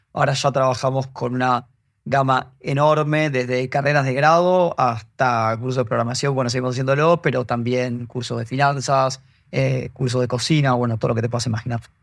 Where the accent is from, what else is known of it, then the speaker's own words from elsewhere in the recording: Argentina; por mi acento se darán cuenta, soy argentino